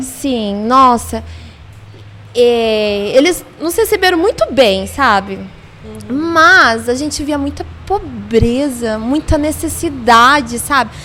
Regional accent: Londrina, Paraná, Brazil; eu sou aqui de Londrina, nasci em Londrina

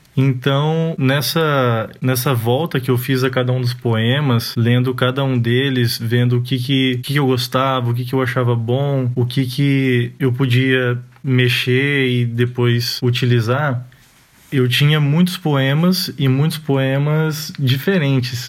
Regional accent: Arapongas, Paraná, Brazil; Arapongas, que é minha cidade natal e atual

